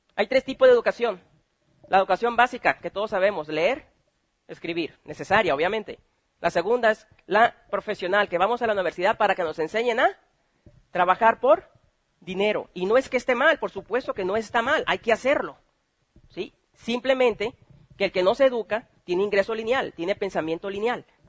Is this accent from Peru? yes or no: no; Mexico; somos buenos mexicanos